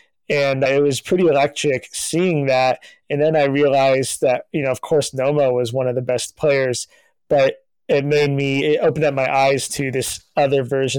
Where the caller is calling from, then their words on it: California, United States; I am joining you from California